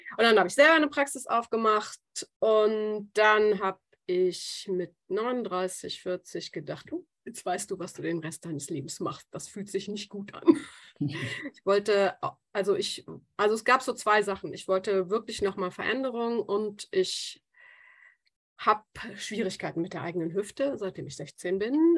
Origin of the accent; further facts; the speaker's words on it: Germany; also born or lived in Australia; als Deutsche